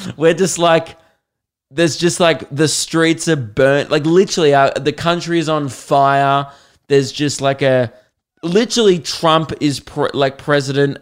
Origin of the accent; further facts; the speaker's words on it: Australia; being Australian